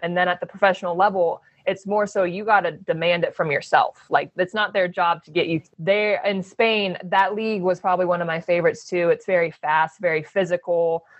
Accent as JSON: {"language": "English", "town": "Phoenix", "region": "Arizona", "country": "United States", "tie": "born or raised there", "also_born_or_lived": "Oregon / Los Angeles", "moved": "yes", "said": "I grew up in Phoenix"}